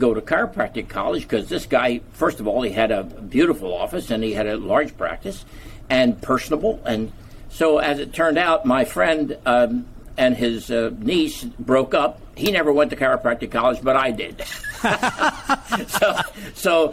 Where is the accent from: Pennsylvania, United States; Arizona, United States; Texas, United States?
Pennsylvania, United States; Easton; I was born in Easton, Pennsylvania, and in Easton we had a very prominent chiropractor who had a beautiful office on the corner of 9th and Northampton Street in Easton, Pennsylvania, and our high school was at 12th and Northampton Street.